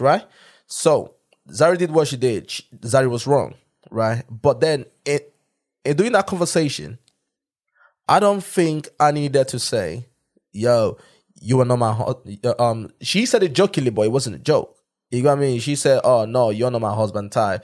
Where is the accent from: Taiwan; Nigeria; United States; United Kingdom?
Nigeria; moved away; being a Nigerian